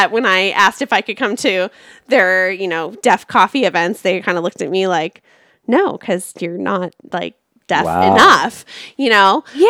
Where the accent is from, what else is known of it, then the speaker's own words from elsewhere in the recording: Orange County, California, United States; I'm from Orange County.